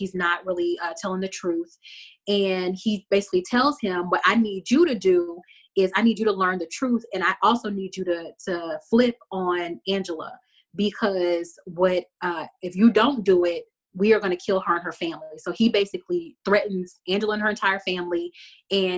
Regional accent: Texas, United States; I'm a Texan

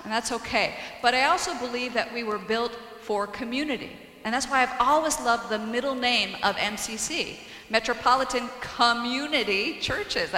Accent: Iowa, United States; now in Lehigh Valley, United States; In my hometown in Iowa

